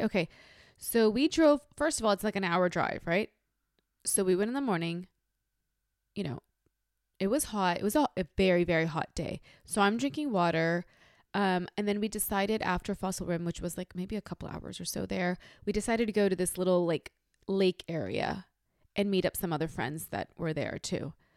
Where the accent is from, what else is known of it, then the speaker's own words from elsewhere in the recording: North India, India; moved away; I'm from North India